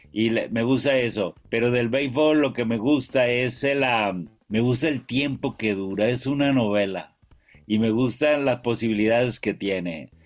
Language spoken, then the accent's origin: Spanish; Mexico; yo soy mexicano y soy prieto